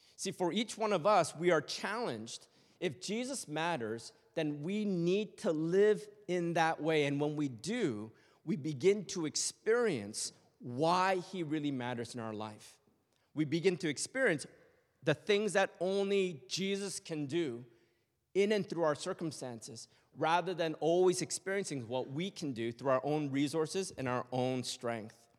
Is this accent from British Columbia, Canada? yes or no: no; Toronto, Ontario, Canada; born and raised in Canada